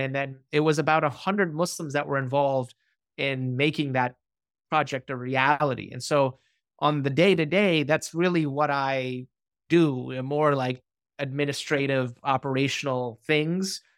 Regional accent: New York, United States; we grew up, you know, as a New Yorker, these institutions were around us

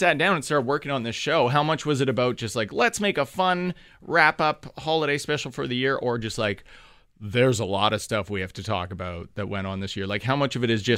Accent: Thunder Bay, Ontario, Canada; moved away; I'm from Thunder Bay, which wasn't historically maybe the most progressive city on the planet

